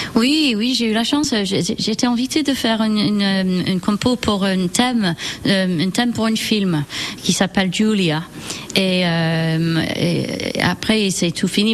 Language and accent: French; near Manchester, North West England, United Kingdom; French is a second language; moved away as an adult; now in France; Je suis née près de Manchester, en Angleterre